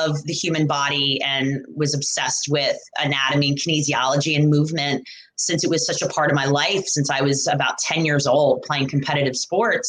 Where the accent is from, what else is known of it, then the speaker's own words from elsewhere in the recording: New York, United States; I'm originally from New York